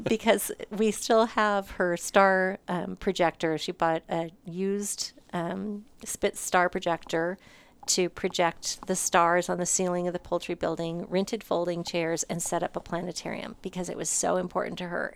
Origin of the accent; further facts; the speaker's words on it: Montana, United States; moved away as an adult; also born or lived in Nevada, Missouri / Phoenix, Arizona; now in Hutchinson, United States; I was born and raised in Montana